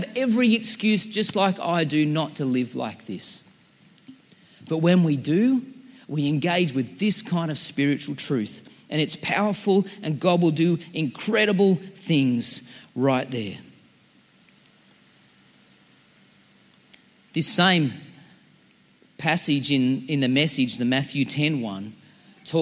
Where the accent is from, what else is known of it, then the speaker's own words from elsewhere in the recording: Central Coast, New South Wales, Australia; we're from the Central Coast